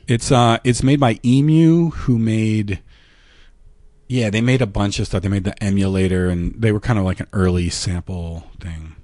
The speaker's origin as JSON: {"language": "English", "town": "York", "region": "Pennsylvania", "country": "United States", "tie": "born or raised there", "also_born_or_lived": "Minnesota", "moved": "as an adult", "said": "I'm from York, Pennsylvania"}